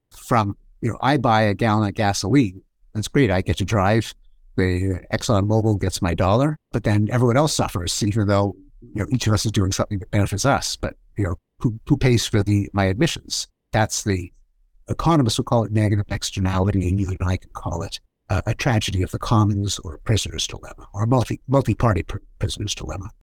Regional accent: Canada; I'm Canadian, and so I grew up with hockey

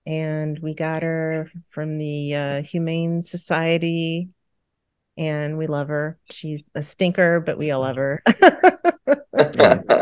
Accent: Carmel, Indiana, United States; we're from Carmel, Indiana

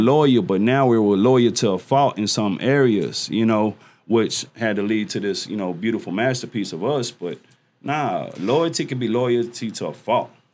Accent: Dallas, Texas, United States; Dallas, Texas, um, homegrown, never lived anywhere else

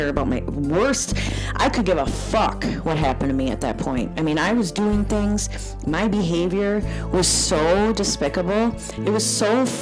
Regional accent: New Brighton, Minnesota, United States; I grew up in New Brighton, Minnesota

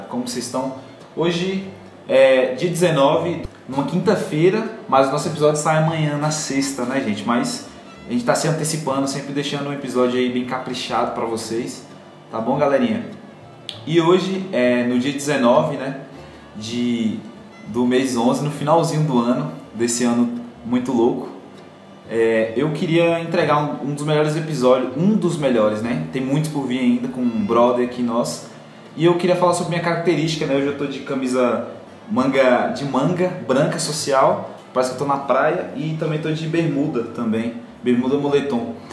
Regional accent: Rio Grande do Sul, Brazil; Então, cara, eu vim do Rio Grande do Sul, né? Sou gaúcho, sofri muito no Otomar por causa disso.

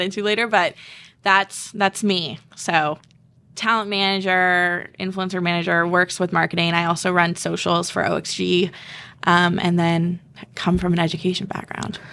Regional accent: Southborough, Massachusetts, United States; I'm from South Borough, Mass.

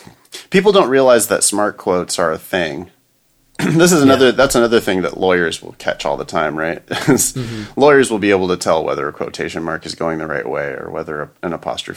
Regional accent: Ripon, California, United States; There's a huge sign that was up in my hometown, my little tiny hometown of Ripon, California.

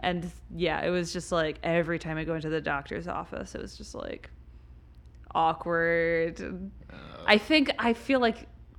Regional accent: Midwest, United States; we're from the Midwest

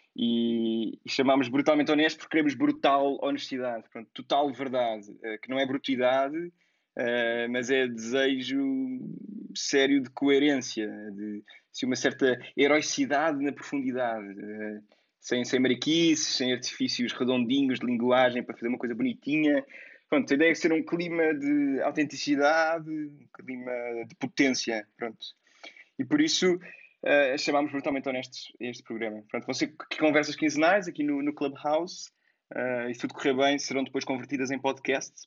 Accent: Lisbon, Portugal; sou Lisboeta

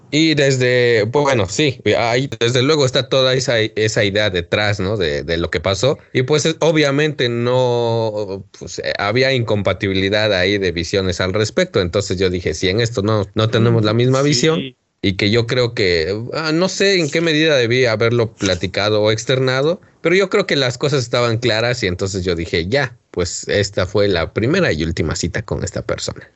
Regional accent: Mexico; en el pueblo del cual yo soy oriundo, que es este la paque

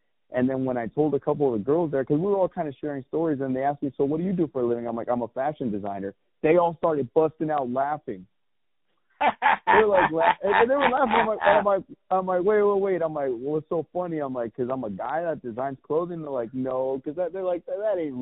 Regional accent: Santa Ana, California, United States; also born or lived in Tustin, California / Orange County, California; I grew up right there on Fruit Street, right there in the mean streets of Santa Ana

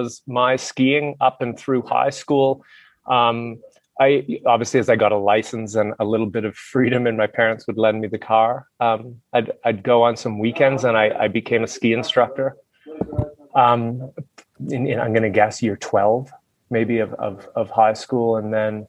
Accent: Halifax, Nova Scotia, Canada; moved away as an adult; also born or lived in Whistler, Canada; now in Jindabyne, Australia; I grew up in Canada. I actually grew up on the East Coast, right on the Atlantic Ocean, in a small city called Halifax.

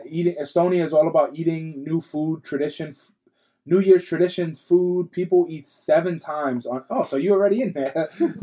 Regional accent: Ireland; I'm Irish.

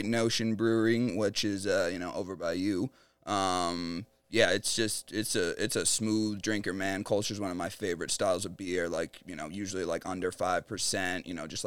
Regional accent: East Coast, United States; moved away; also born or lived in Washington, D.C.; I'm from the East Coast

